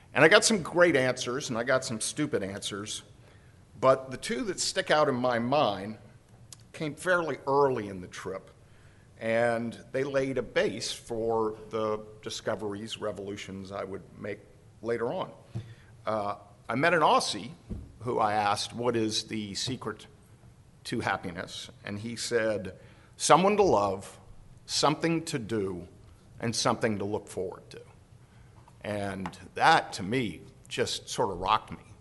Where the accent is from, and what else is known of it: United States